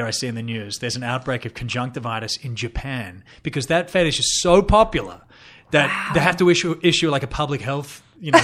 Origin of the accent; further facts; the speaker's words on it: Australia; moved away as an adult; now in Los Angeles, United States; I'm Australian in my head